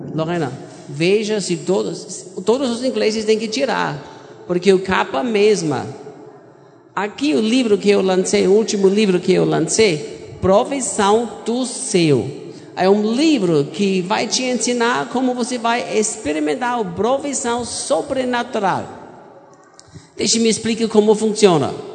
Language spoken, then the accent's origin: Portuguese; Austria; Portuguese is a second language; moved away as an adult; also born or lived in United States; now in Goiânia, Brazil; eu sou austríaco. Eu nasci em cresci na Áustria